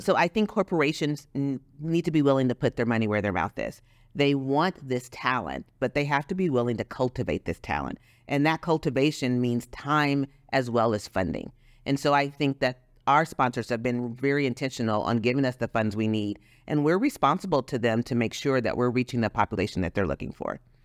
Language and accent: English; Los Angeles, California, United States; now in Texas, United States; growing up in Los Angeles, we had something called Lance, the Los Angeles Mentor Program